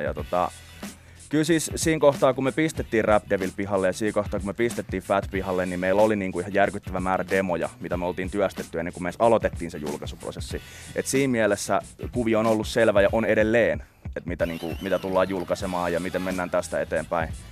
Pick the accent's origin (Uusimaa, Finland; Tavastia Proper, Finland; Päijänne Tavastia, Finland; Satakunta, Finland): Uusimaa, Finland; Helsinki; also born or lived in Itäkeskus; mä tuun Itä-Helsingistä